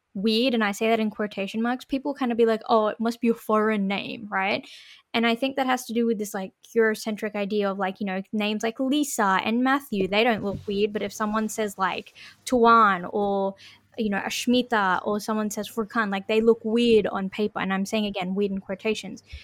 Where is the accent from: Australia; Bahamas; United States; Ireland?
Australia; Sydney, New South Wales; we're from Western Sydney, you know, we don't sound like Western Sydney has an accent